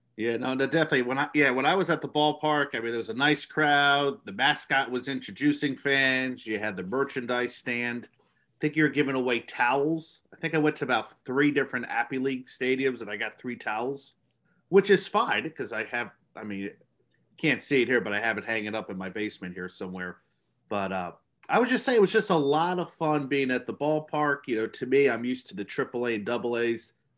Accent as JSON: {"language": "English", "region": "New Jersey", "country": "United States", "said": "I'm from New Jersey"}